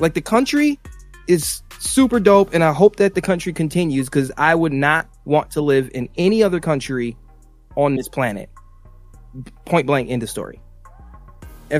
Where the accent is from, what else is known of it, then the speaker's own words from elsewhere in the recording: United States; I'm an American